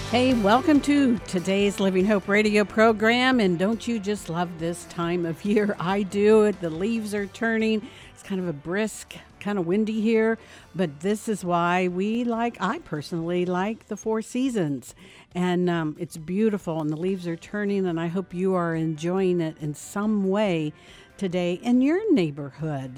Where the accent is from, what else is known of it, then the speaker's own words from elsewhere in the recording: Dayton, Ohio, United States; we're both from Dayton, Ohio